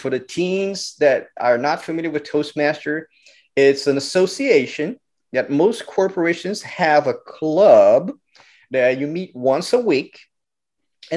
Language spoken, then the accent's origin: English; Brazil; also born or lived in Rio de Janeiro; now in United States; So I grew up Catholic in Brazil